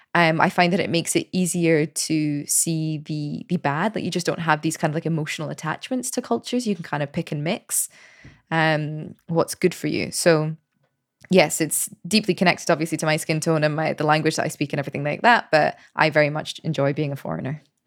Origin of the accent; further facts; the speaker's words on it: Scotland, United Kingdom; moved away as an adult; also born or lived in United States; now in Paris, France; I left Scotland when I was twenty-one